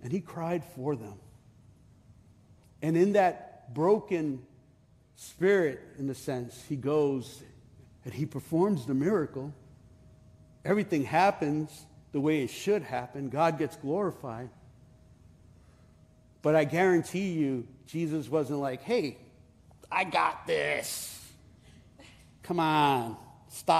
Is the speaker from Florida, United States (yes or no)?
no; New York City, New York, United States; I am from Brooklyn.